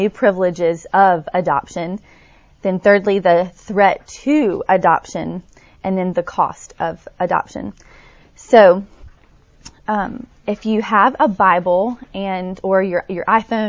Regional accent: Tuscaloosa, Alabama, United States; I grew up in Tuscaloosa, Alabama, so not too far from here

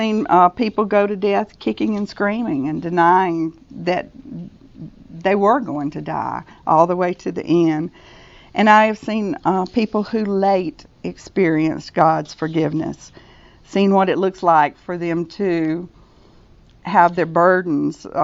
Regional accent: Hueytown, Alabama, United States; we lived in Hueytown

